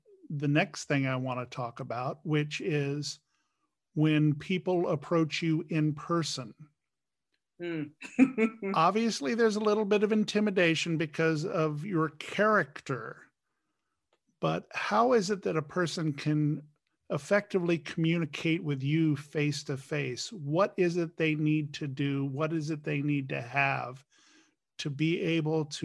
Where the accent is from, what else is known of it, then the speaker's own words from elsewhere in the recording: Washington, District of Columbia, United States; I grew up in Washington, D.C. in the 60s and 70s.